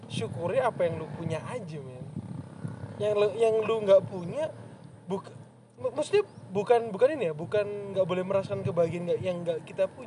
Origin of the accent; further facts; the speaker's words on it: Malang, East Java, Indonesia; gue gede di Malang kan dari SMP SMA kuliah